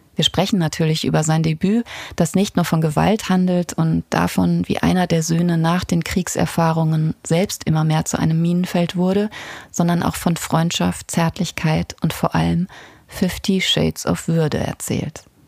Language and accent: German; Ruhr area, North Rhine-Westphalia, Germany; Kommen wir doch beide aus dem Pott